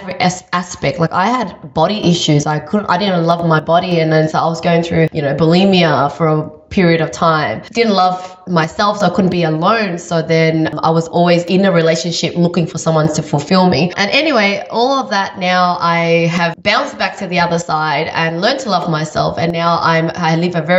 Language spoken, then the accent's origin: English; Vietnam; I was born in Vietnam.